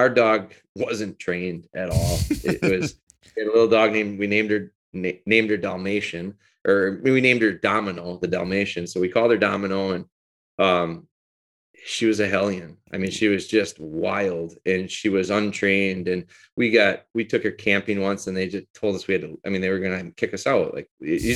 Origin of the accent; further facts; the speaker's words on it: Green Bay, Wisconsin, United States; also born or lived in Rhinelander, Wisconsin / Pulaski, Wisconsin / Menomonie, Wisconsin; So, I'm actually from Rhinelander, Wisconsin, which is northern Wisconsin, north central Wisconsin. I moved down here in elementary school and lived around the Green Bay area